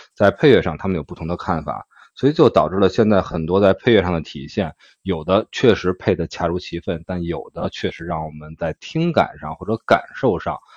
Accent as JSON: {"language": "Chinese", "region": "Beijing", "country": "China", "said": "咱们的家乡，北京"}